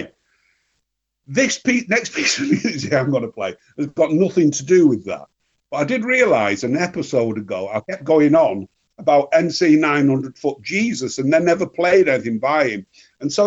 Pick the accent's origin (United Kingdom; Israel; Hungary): United Kingdom; Northern England; being English and Northern and scruffy